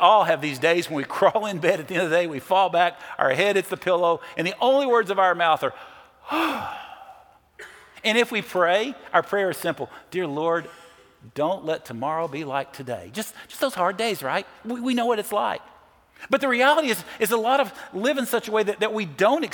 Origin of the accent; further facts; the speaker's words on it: Nashville, Tennessee, United States; I'm from Nashville